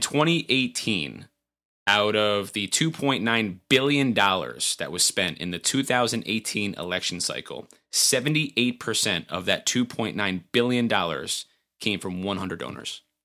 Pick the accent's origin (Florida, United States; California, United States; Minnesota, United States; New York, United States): New York, United States; Montgomery; my hometown, the town of Montgomery.